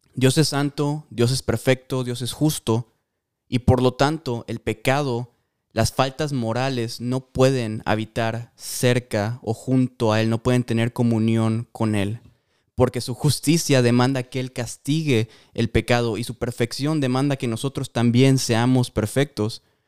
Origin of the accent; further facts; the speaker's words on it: Mérida, Yucatán, Mexico; moved away as an adult; also born or lived in Guatemala; now in Omaha, United States; soy de México, soy de Mérida, Yucatán